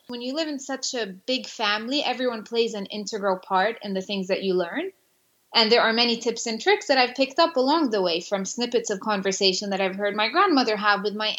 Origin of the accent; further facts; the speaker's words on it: Jerusalem, Jerusalem District, Israel; English is a second language; I grew up in Jerusalem, and I took it for granted that I did not want to end up in the kitchen, because I saw it almost as a sentence.